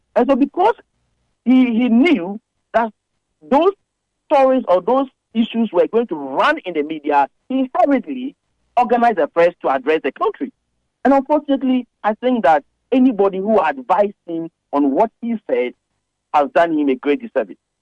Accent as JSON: {"language": "English", "country": "Ghana", "said": "as a Ghanaian"}